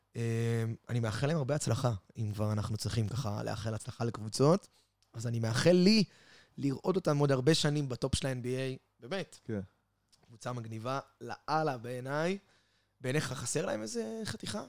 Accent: Israel; אנחנו בתור ישראלים

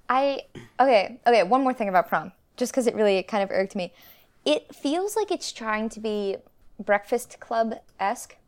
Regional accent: Canada; We're Canadian

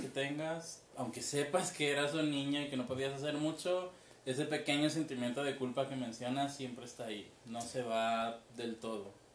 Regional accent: Mexico City, Mexico; moved away; todavía vivía en el DF, yo soy del DF

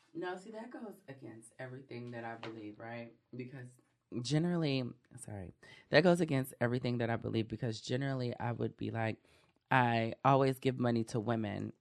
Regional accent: Oakland, California, United States; I'm from East Oakland

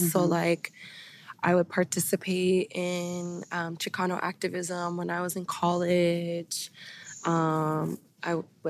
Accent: Ireland; And then being Irish is really cool, too. Being Irish is really cool, too.

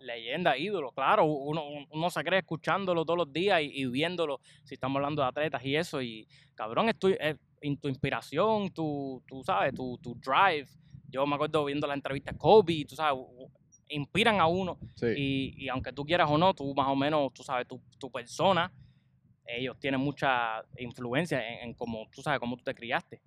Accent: Cuba; moved away; yo soy cubano, orgulloso

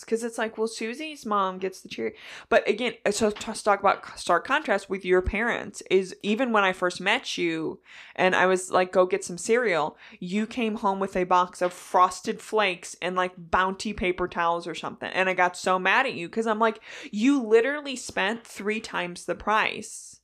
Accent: near Batavia, Illinois, United States; us being right there, we had Aldi growing up.

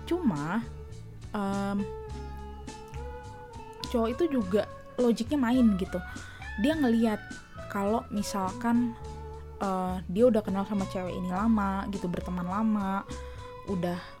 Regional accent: Indonesia; gue memang orang Indonesia ya uh, kedua orang tua gue berasal dari Indonesia asli

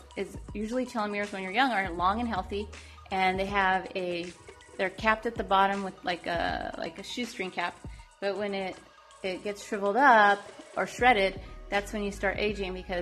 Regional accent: California, United States; I am from California

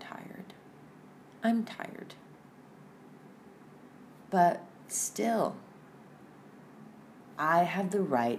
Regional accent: El Salvador; moved away as an adult; I'm from El Salvador.

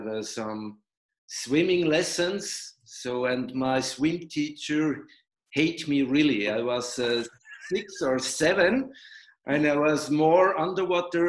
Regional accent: Switzerland; I am from Switzerland

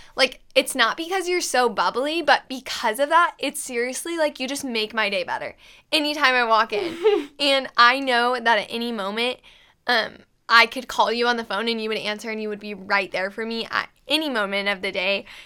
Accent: Manhattan, Kansas, United States; I'm from Manhattan, Kansas

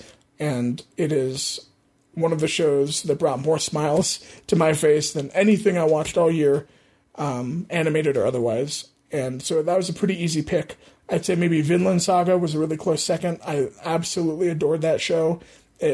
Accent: United States; as an American

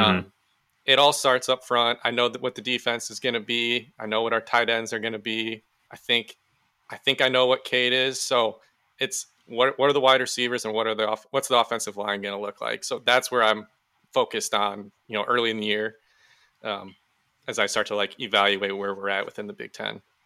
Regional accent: Iowa, United States; we grew up in Iowa

